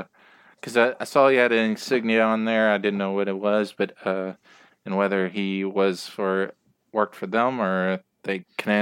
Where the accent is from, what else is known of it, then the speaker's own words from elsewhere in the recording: Kentucky, United States; Kentucky boy. I'm from Kentucky.